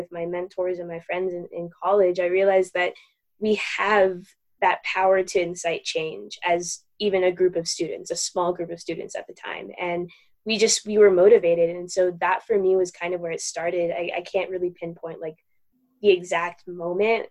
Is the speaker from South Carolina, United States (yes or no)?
no; Aurora, Colorado, United States; I grew up in Aurora, Colorado.